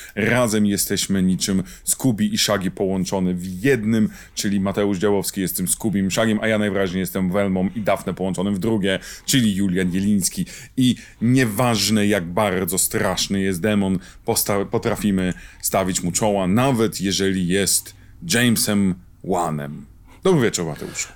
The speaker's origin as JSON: {"language": "Polish", "country": "Poland", "said": "obaj wywodzimy się z kraju, gdzie wychodził magazyn egzorcysta"}